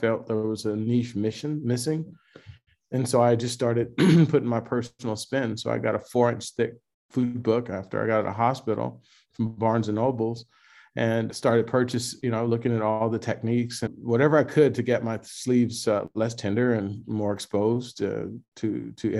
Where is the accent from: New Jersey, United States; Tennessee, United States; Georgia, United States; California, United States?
California, United States; Los Angeles; now in Atlanta, United States; I'm a kid from South Central Los Angeles